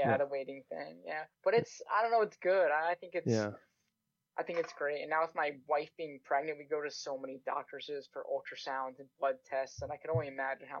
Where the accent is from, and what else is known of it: Connecticut, United States; now in Canada